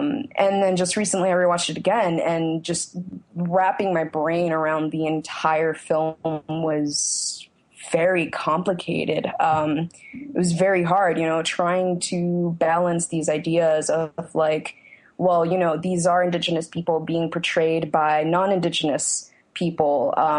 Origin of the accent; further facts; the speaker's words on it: Phoenix, Arizona, United States; moved away as an adult; now in Brooklyn, United States; I'm originally from Phoenix. I moved to Brooklyn 2 years ago.